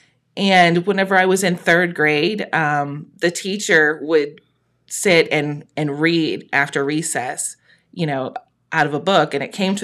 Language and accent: English; Thurman, Ohio, United States; also born or lived in Jackson, Ohio; I grew up in Thurman on a tiny little farm on a little road that nobody's ever heard of.